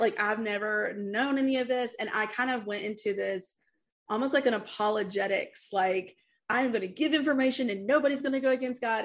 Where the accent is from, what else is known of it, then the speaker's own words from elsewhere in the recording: East Tennessee, United States; I grew up in East Tennessee in the Appalachian Mountain area